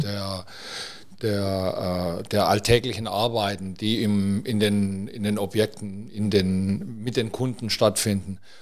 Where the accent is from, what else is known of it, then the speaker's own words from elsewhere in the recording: near Metzingen, Stuttgart area, Baden-Württemberg, Germany; now in Mallorca, Spain; ich komme aus der Nähe von Metzingen, Aha. Stuttgart, ja. ja. aus dem Bereich.